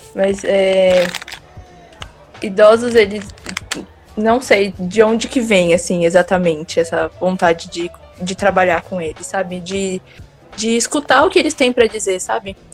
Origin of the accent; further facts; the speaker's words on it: interior of São Paulo, Brazil; sou do interior de São Paulo